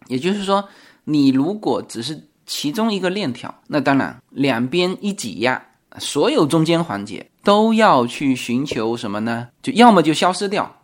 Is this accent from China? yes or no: yes; China; 我们中国人